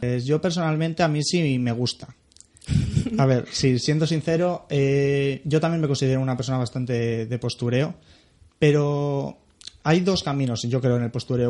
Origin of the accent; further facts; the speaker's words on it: Bilbao, Basque Country, Spain; soy de Bilbao